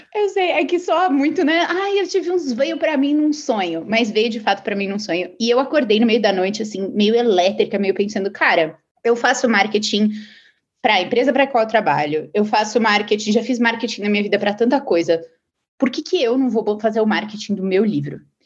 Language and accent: Portuguese; São Paulo, Brazil; moved away as an adult; now in Silicon Valley, United States; eu sou paulista.